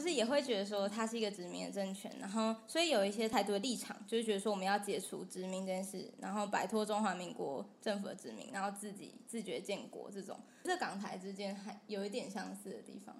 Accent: Taiwan; 我身为台湾人

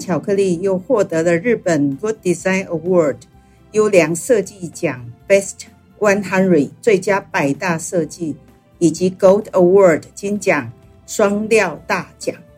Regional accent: Taiwan; 身为台湾人

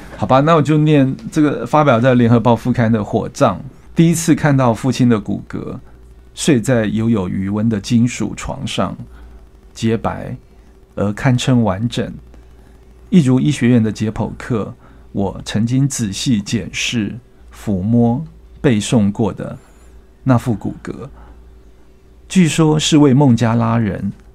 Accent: Hualien, Hualien County, Taiwan; moved away; 民国五十年出生在花莲

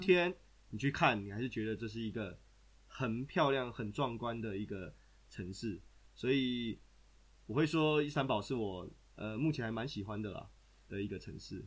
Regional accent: Taiwan; now in Austria; 对我们台湾人来说

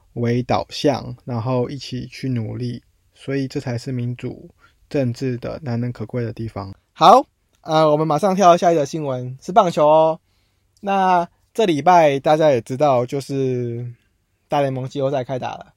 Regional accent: Taiwan; moved away as an adult; now in California, United States; 身为台湾人

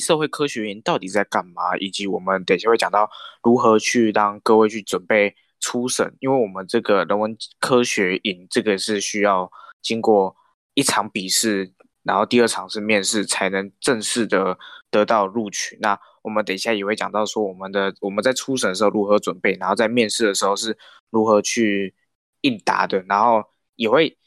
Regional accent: Minxiong, Chiayi County, Taiwan; also born or lived in Taichung; 像我就是嘉义县的，那我出生在，虽然我出生在台中市，可是我的童年都是在嘉义县民雄乡度过的

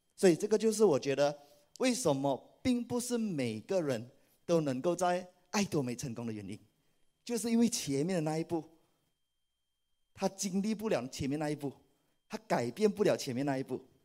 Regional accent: Malaysia; 我来自马来西亚，是爱多美的皇冠大师以及皇冠领袖俱乐部成员

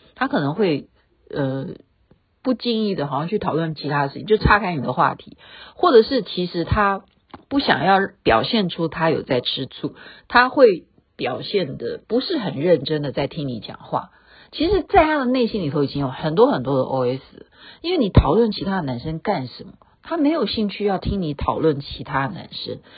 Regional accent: Taiwan; 我们台湾人

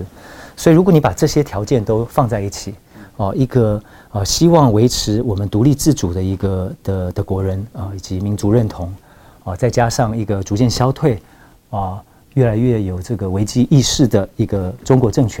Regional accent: Taiwan; 我们台湾人的挑战

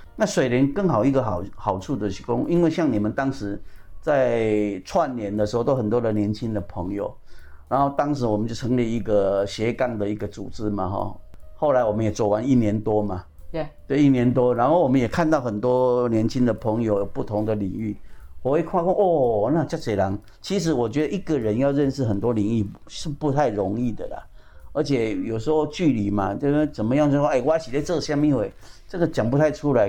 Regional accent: Pingtung County, Taiwan; now in Taipei, Taiwan; 我是屏东人，我在台北

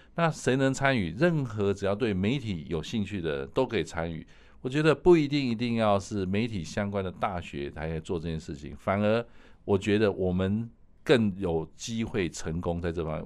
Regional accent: Taiwan; 我们台湾人来在这部分有很大的潜力

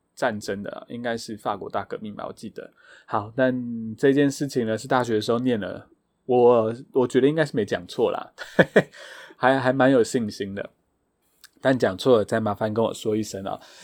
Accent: Taitung County, Taiwan; 我个人没有在部落长大，但是我是台东人

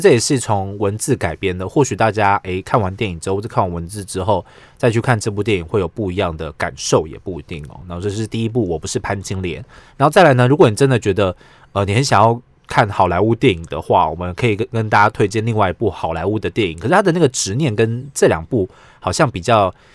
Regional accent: Taiwan; 我们台湾人

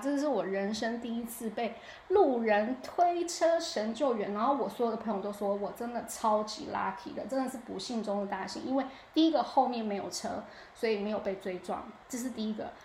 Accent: Taiwan; now in United States; 秋意多深植我们台湾人的心中啊

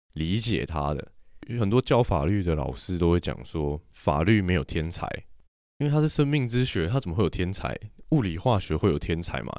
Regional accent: Taiwan; 中华民国不是我们的国家吗

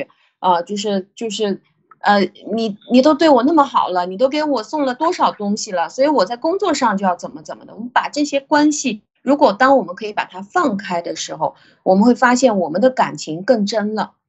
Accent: China; 之前跟大家提过，就是我们中国人能够有这种整体思维、大局思维

